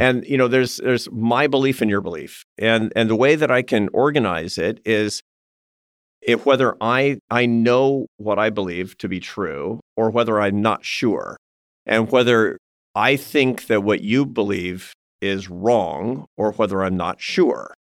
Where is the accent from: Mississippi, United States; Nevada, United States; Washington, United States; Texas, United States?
Washington, United States; Seattle; accent: West Coast; first language English; I'm from Seattle, Washington, and I grew up with a West Coast accent and English